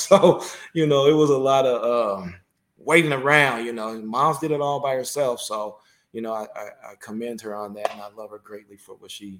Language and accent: English; San Francisco, California, United States; Well, I was born and raised in San Francisco. So, San Francisco, St. Mary's Hospital. That's where I was born. Spent my youth between San Francisco and actually South